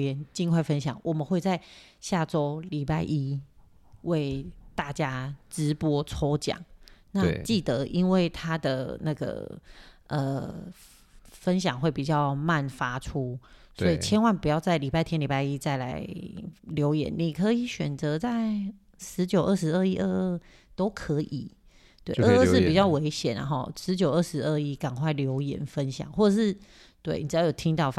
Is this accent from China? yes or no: no; Taiwan; born there; 所以其实我也很很感谢神，我就生在台湾呢。